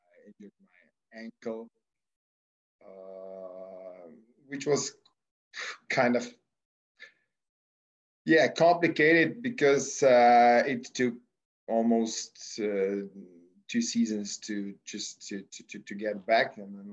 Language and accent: English; Slovenia; also born or lived in Australia; I'm coming from Slovenia, which is a small country, as you know, but very sportly oriented